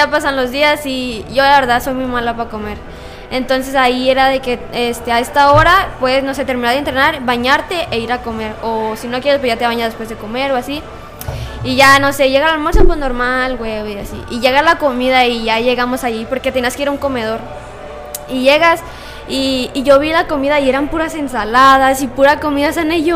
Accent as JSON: {"language": "Spanish", "town": "Pachuca", "region": "Hidalgo", "country": "Mexico", "said": "¿de dónde vienes? No, vengo de, de no, vengo de Pachuca y yo."}